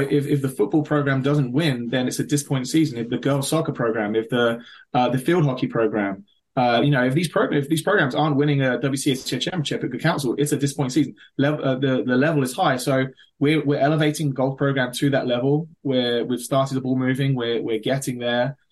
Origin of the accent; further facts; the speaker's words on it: London, United Kingdom; moved away as an adult; now in Maryland, United States; I grew up in the London area.